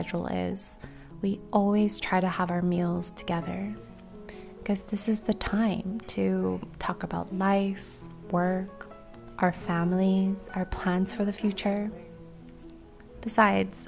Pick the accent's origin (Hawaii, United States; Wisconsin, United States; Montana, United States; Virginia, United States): Hawaii, United States; Maui; my hometown